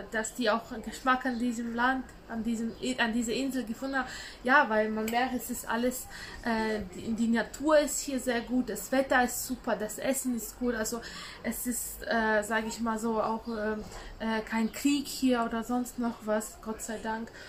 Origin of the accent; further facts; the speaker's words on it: Latgale, Latvia; zum Beispiel aus dem Ort, wo ich herkomme, das ist aus ländlicher Gegend, so 150 Kilometer, ähm, da ist schon im zweistelligen Bereich eine Arbeitslosenquote. Also äh, in Latgale heißt es